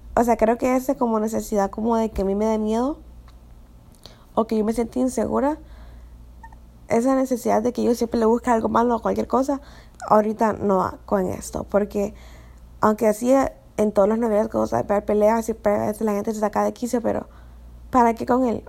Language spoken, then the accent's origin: Spanish; Honduras; yo soy de Honduras, eh, entonces vengo de una cultura bien conservadora